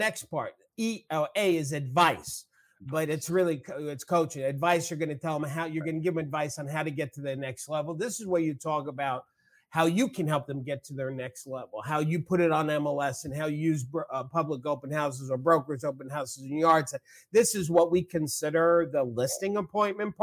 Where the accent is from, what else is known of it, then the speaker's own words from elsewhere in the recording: New York, United States; accent: New York; I use my New York thing, my accent